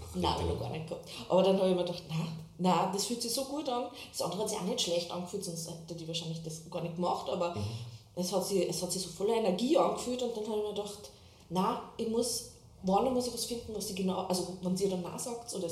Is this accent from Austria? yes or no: yes; Waizenkirchen, Upper Austria, Austria; moved away as an adult; also born or lived in Salzburg; now in Berlin, Germany; bin aus Oberösterreich, Weizenkirchen heißt der kleine Ort